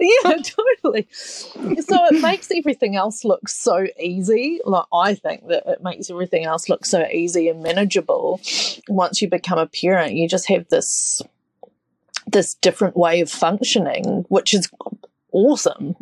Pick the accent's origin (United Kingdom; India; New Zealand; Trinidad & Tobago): New Zealand; now in Australia; I'm a Kiwi